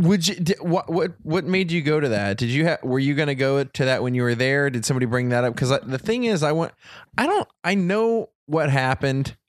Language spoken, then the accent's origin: English; Troy, Ohio, United States; moved away; I grew up in Troy, Ohio, which was pretty close to Dayton